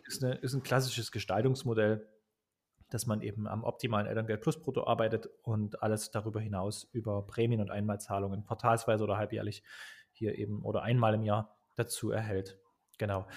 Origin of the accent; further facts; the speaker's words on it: Dresden, Saxony, Germany; ich komme aus Dresden